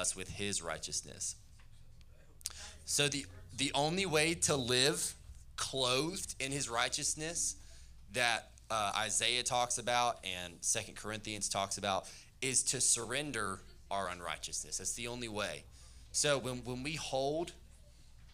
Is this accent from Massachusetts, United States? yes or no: no; Tennessee, United States; I'm from Tennessee